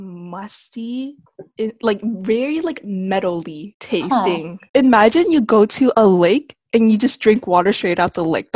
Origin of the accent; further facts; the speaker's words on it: Northern California, United States; So, that kind of implies we're from California, but I'm from NorCal, and Jasmine's from SoCal.